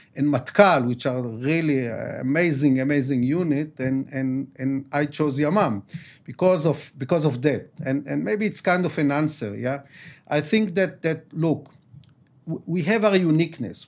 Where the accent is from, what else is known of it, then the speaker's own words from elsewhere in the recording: Jerusalem, Jerusalem District, Israel; I was born here. I was raised in the Nachlaot